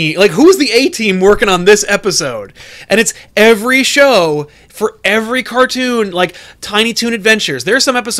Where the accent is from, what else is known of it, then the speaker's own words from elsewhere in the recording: United States; As an American